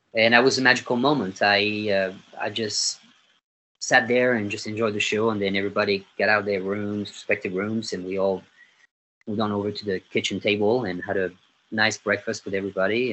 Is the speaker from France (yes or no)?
yes; Nîmes, Occitania, France; English is a second language; moved away as an adult; also born or lived in London, United Kingdom / Los Angeles, United States / Oklahoma, United States / Nashville, United States; now in Fort Worth, United States; I grew up in a town called Nîmes, N-I-M-E-S, and that's in the south of France